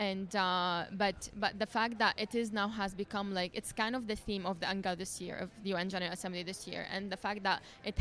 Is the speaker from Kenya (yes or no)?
no; Syria; I'm from Syria